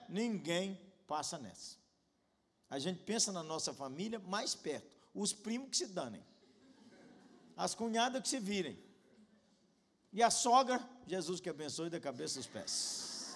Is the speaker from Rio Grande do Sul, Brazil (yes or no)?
no; Janaúba, Minas Gerais, Brazil; Lá na minha cidade, Janaúba